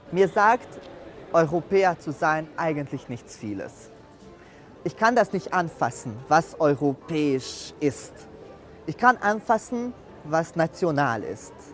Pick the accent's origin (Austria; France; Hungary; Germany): Hungary; klar als Ungar. Ich bin stolz auf Ungarn